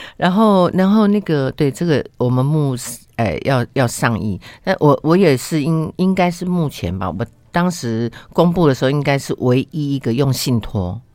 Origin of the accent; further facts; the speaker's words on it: Penghu County, Taiwan; 我是澎湖，我在澎湖出生